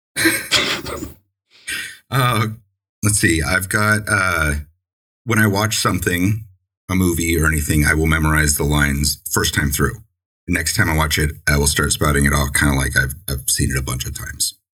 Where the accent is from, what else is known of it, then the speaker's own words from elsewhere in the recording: San Diego, California, United States; now in Maine, United States; when I was you know growing up in San Diego